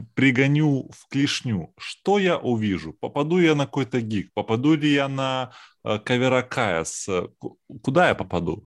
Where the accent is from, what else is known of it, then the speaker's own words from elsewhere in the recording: Saint Petersburg, Russia; мы люди из Петербурга